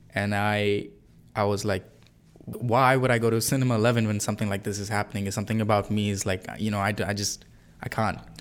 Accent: Singapore; moved away as an adult; also born or lived in India; now in Canada; I'm not from Canada. I'm from Singapore, but I was born in India. I've lived in Singapore most of my life.

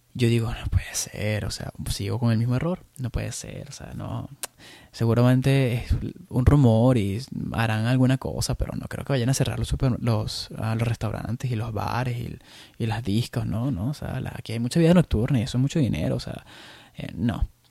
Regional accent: Venezuela; moved away as an adult; now in Chicago, United States; yo, como venezolano que, soy y que he vivido casi la mayoría de de mi vida, la viví en Venezuela

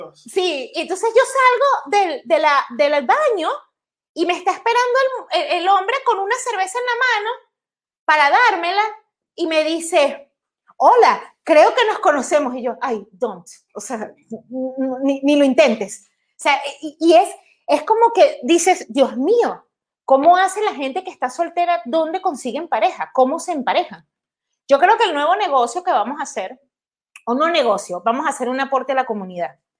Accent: Caracas, Capital District, Venezuela; moved away as an adult; now in Netherlands; soy de Caracas.

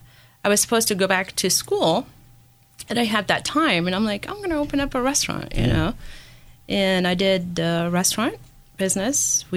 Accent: Syria; now in United States; I'm from Syria. My parents actually immigrated in 1990.

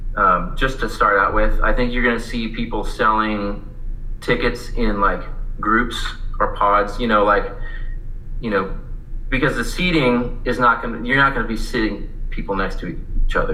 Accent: Visalia, California, United States; moved away as an adult; I actually stayed around in my hometown for a couple years and went to the community college there called College of Sequoias

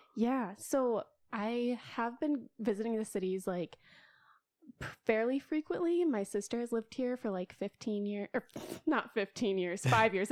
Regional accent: Sioux Falls, South Dakota, United States; moved away as an adult; now in Minneapolis, United States; I was born and raised in Sioux Falls, South Dakota

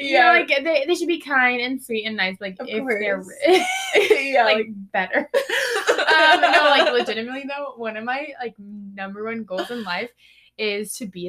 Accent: Tomball, Texas, United States; I am from Houston, Texas.

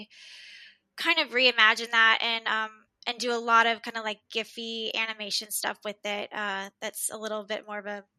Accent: Dallas, Texas, United States; born and raised in Dallas.

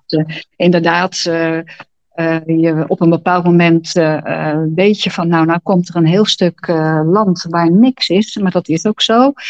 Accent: Netherlands; also born or lived in Pijnacker

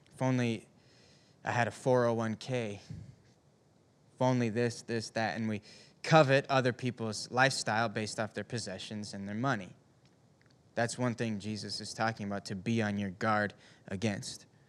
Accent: Upper Peninsula of Michigan, United States; I grew up in Upper Michigan. And up in the U P

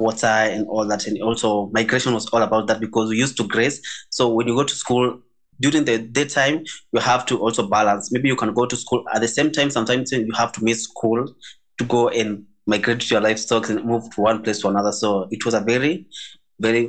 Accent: Maasai, Kenya; I'm from the Maasai community

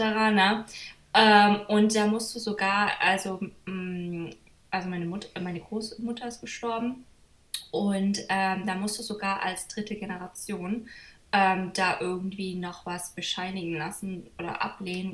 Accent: Germany; moved away as an adult; now in United States; ich komme ja eigentlich ähm, aus Deutschland

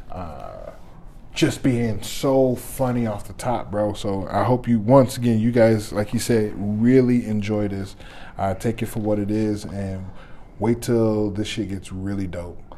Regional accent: Detroit, Michigan, United States; moved away as an adult; now in Minnesota, United States; I'm originally from Detroit, Michigan. I've uh, been here in Minnesota for uh, 10, 11, maybe almost 12

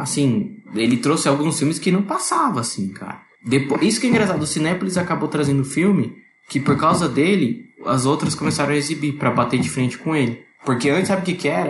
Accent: Greater ABC, São Paulo, Brazil; Eu sou do Grande ABC, aqui de São Paulo

